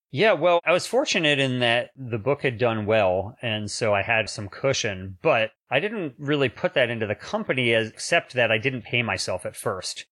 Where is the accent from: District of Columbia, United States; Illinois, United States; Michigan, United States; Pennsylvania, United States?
District of Columbia, United States; Washington; moved away as an adult; now in Sacramento, United States; I was actually born in D C proper and went to high school and college in D C proper.